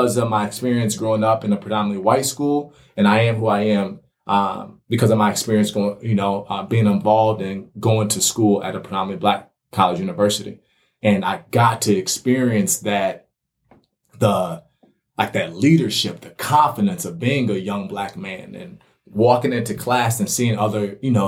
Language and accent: English; Minnetonka, Minnesota, United States; also born or lived in Waterloo, Iowa / Bloomington, Minnesota; my experience growing up in the West Metro area, Minnetonka